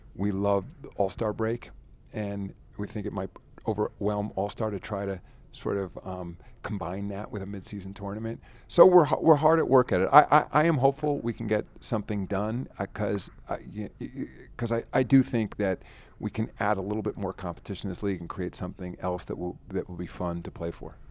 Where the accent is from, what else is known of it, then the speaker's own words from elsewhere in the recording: Rye, New York, United States; I'm from Ryan, New York.